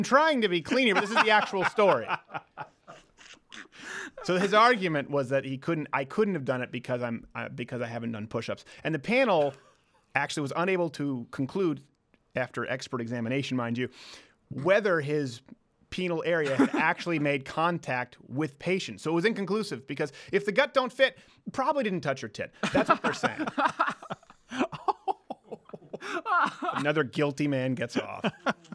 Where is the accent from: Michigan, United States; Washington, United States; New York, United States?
Michigan, United States; Detroit; I'm from Detroit